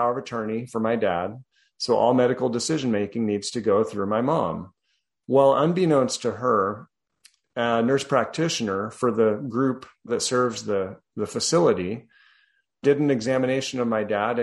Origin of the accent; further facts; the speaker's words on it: Colorado, United States; also born or lived in New Jersey; now in Texas, United States; I'm originally from Colorado